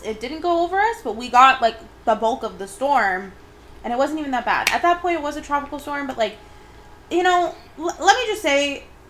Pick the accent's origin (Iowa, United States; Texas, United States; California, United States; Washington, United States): California, United States; Southern; we are from Southern California.